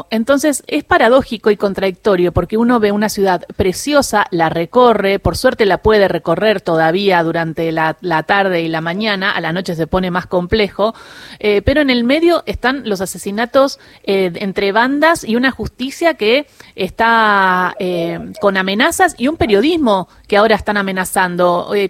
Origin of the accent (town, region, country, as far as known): Patagonia, Argentina; born or raised there; also born or lived in Rosario, Santa Fe, Argentina